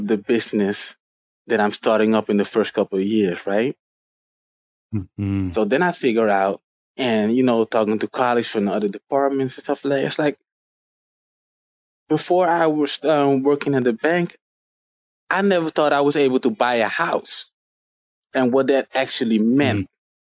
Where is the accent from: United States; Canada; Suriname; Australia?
Suriname; now in Amsterdam, Netherlands; in Suriname, where I'm originally from